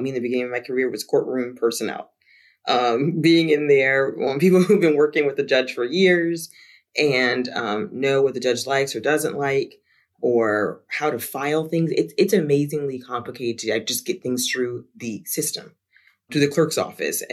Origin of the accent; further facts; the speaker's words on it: South Florida, United States; moved away; also born or lived in Jacksonville; I'm from South Florida too, just a while ago